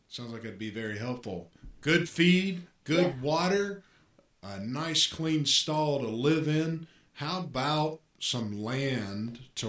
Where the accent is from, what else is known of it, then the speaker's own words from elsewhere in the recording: Alabama, United States; moved away; growing up in Alabama